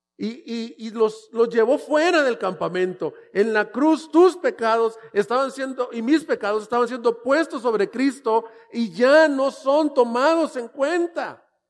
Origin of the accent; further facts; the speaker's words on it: El Salvador; also born or lived in El Paso, Texas / Louisville, Kentucky; now in Ciudad Juárez, Mexico; yo soy salvadoreño